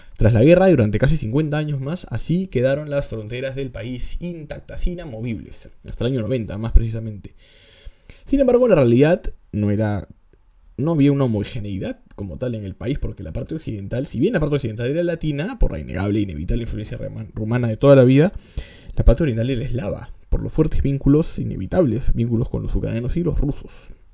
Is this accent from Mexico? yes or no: no; Peru